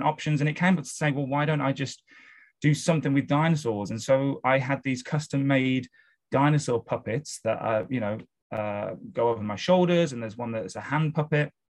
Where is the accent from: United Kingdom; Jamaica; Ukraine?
United Kingdom; Wolverhampton, West Midlands; moved away as an adult; now in London, United Kingdom; I'm from the UK. So I was born and raised in a city called Wolverhampton, which is just north of Birmingham, which is in the center of the UK.